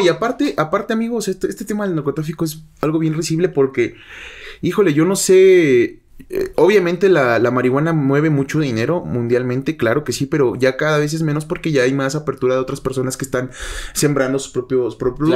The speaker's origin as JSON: {"language": "Spanish", "town": "Mecatán", "region": "Nayarit", "country": "Mexico", "said": "mi pueblo, en Mecatán"}